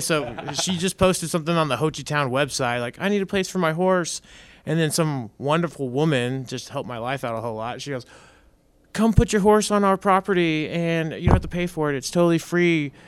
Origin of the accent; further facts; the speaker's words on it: Dallas, Texas, United States; moved away; I'm from North Dallas. I'm a city boy